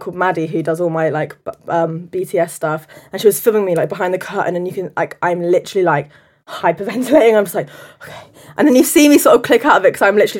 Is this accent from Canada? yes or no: no; London, United Kingdom; I'm from North London.